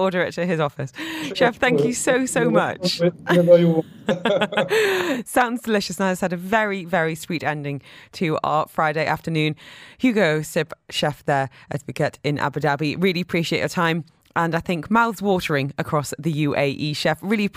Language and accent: English; United Kingdom; moved away as an adult; now in United Arab Emirates; I'm from the UK